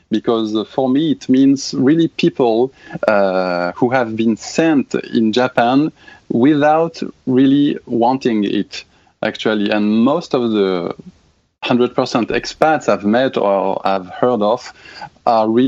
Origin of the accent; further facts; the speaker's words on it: France; accent: French; English is a second language; Sorry in advance for my French accent.